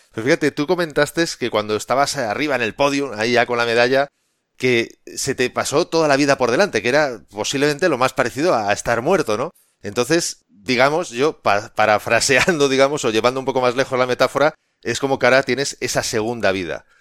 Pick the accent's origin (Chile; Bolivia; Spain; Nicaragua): Spain; a mí como, como español